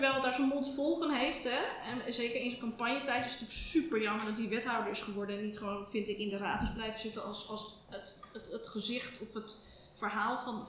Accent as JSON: {"language": "Dutch", "town": "Amsterdam", "region": "North Holland", "country": "Netherlands", "tie": "born or raised there", "also_born_or_lived": "Oud-West, Amsterdam", "said": "ik ben in de Watergasmeer opgegroeid"}